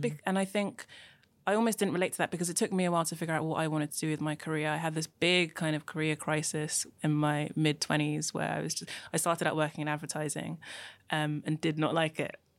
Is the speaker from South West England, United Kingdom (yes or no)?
no; London, United Kingdom; also born or lived in Nigeria; I was born in Nigeria and moved to London when I was young.